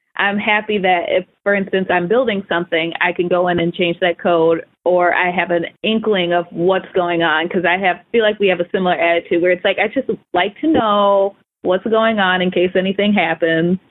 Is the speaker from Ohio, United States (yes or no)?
yes; Ohio, United States; I'm from Ohio